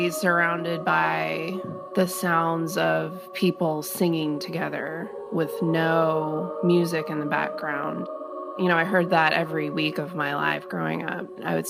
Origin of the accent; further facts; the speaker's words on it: the South, United States; It's almost the antithesis, I would say, growing up in the South compared to New York City.